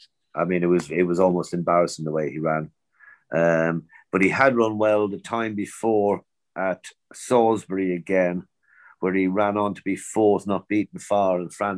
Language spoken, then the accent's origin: English; Naas, County Kildare, Ireland; moved away; Nace is my hometown